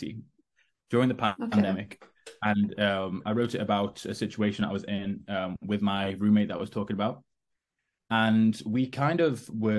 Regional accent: Stoke-on-Trent, West Midlands, United Kingdom; I was sitting in Stoke-on-Trent in my hometown

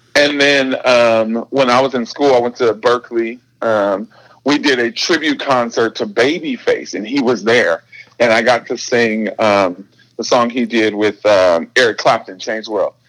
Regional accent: Detroit, Michigan, United States; now in Redmond, United States; we grew up in Detroit, which is like music city.

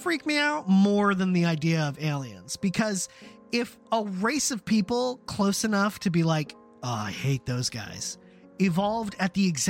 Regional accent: United States; also born or lived in Germany

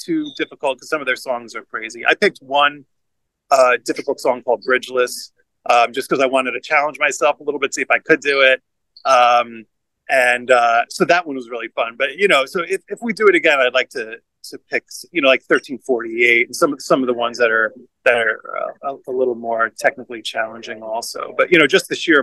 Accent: Long Island, New York, United States; moved away as an adult; also born or lived in Philadelphia; I grew up in Long Island in New York

